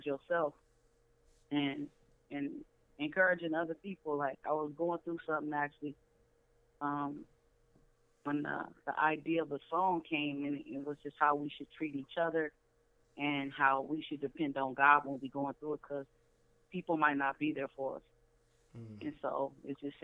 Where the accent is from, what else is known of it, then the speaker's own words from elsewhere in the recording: San Diego, California, United States; I'm from Cali. I'm from San Diego